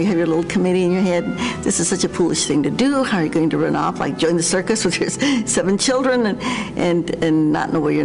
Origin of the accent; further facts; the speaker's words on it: New Mexico, United States; I grew up in New Mexico